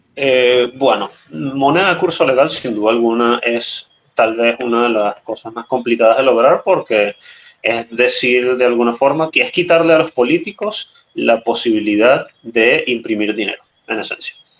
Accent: Venezuela; como venezolano

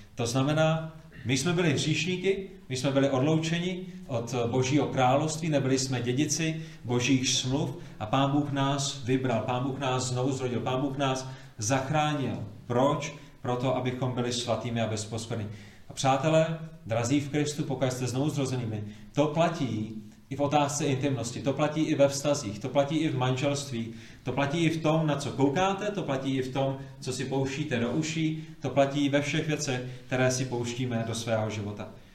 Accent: Prague, Czechia; moved away; původně jsem z Prahy, z pražského sboru na Vinohradech

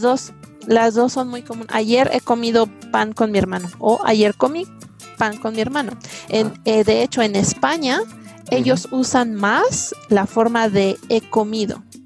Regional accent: Mexico City, Mexico; Yo soy de la Ciudad de México

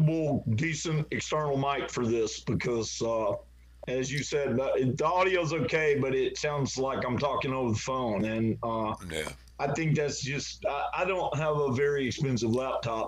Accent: Southeast Texas, United States; I grew up in Southeast Texas, which is, you know, again, part of Pine Belt

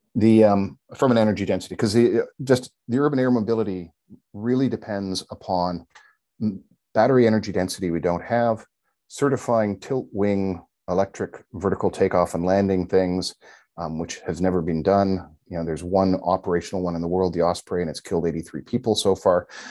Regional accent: Canada; as a Canadian

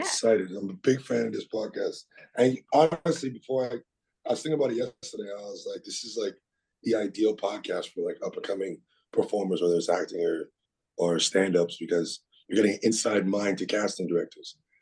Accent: South Shore, Quebec, Canada; I was a kid and I, I grew up in the South Shore.

